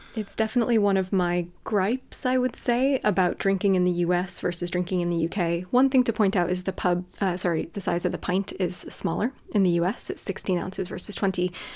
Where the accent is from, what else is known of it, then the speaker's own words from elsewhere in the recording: California, United States; moved away as an adult; now in United Kingdom; Where I grew up in California